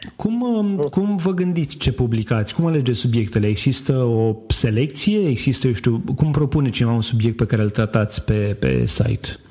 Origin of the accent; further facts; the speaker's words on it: Romania; în țara noastră